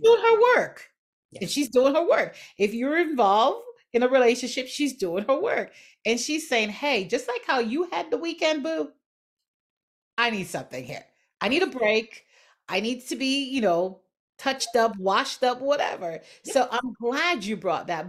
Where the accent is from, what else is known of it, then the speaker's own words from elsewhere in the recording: Jamaica; growing up in Jamaica